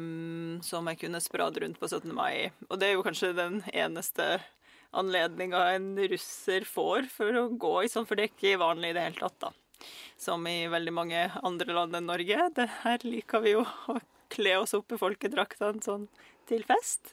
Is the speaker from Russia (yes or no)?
yes; Russia; now in Norway; jeg er fra Russland